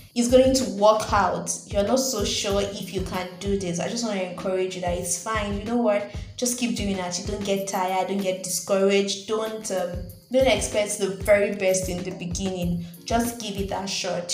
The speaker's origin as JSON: {"language": "English", "country": "Nigeria", "said": "I'm a Nigerian"}